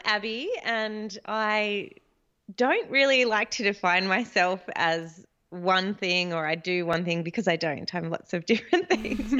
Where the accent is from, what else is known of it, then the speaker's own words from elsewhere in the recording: Australia; as a Australian